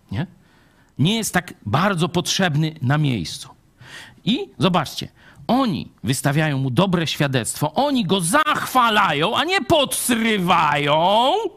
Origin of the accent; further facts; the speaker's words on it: Lublin Voivodeship, Poland; u nas w Lubelszczyźnie